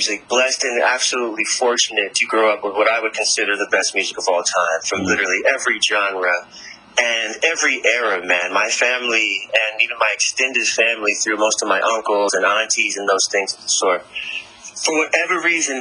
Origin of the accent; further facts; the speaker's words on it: Raleigh, North Carolina, United States; moved away; fly back home to my hometown in Raleigh, North Carolina